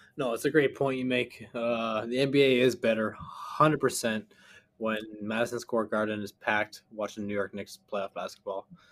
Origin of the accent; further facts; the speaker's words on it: Canada; as a Canadian